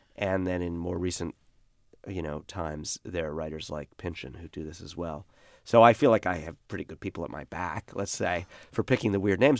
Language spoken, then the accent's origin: English; Brooklyn, New York, United States; I was one of the last people to grow up this way in Brooklyn